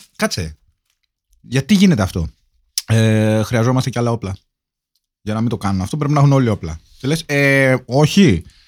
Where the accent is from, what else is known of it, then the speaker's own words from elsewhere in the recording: Kavala, East Macedonia and Thrace, Greece; στην πατρίδα Καβάλα